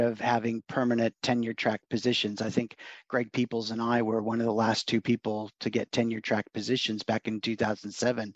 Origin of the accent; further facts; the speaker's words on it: Oregon, United States; also born or lived in Los Angeles, California / Portland, Oregon; I was born in Los Angeles, actually and when I was a year old, my folks moved up to Oregon farm area